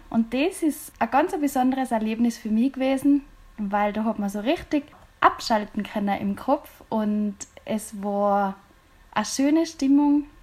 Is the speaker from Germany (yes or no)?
no; Austria; bei uns in Österreich